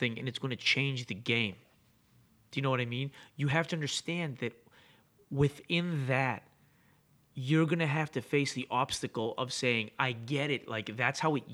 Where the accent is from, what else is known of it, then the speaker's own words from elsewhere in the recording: Boston, Massachusetts, United States; also born or lived in Greece; I grew up in Rosendale